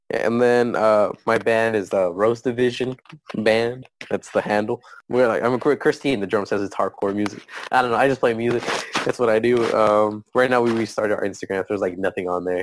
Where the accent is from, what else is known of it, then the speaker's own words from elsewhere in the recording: United States; I was born in the U.S. I'm American by like legally